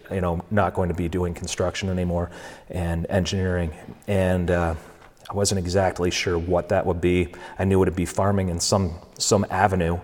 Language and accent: English; New Hampshire, United States; moved away as an adult; now in Vermont, United States; I was uh, born in New Hampshire, okay. raised there, came to college over here